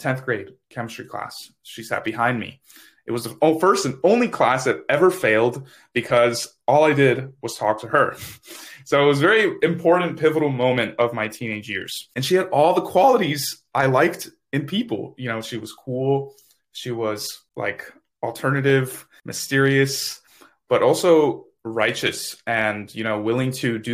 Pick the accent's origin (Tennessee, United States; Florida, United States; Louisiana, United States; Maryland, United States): Florida, United States; Miami; now in Tallahassee, United States; I'm from Miami, Florida, currently living in Tallahassee, Florida.